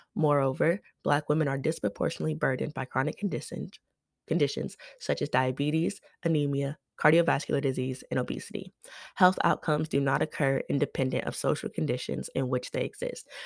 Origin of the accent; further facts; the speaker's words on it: United States; I am an American